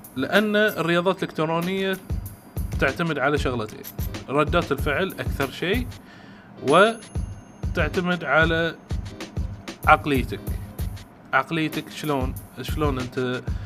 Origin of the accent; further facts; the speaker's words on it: Bahrain; وعندنا احنا في البحرين